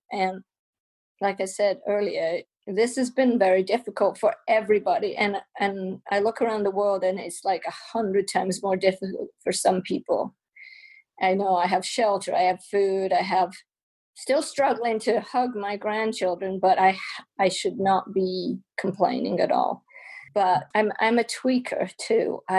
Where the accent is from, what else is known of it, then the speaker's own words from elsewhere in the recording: England, United Kingdom; now in United States; I've always been a photographer ever since I came to America and, you know, got a camera. I mean, it, we grew up in England, we are poor, I never had a camera but I got a camera.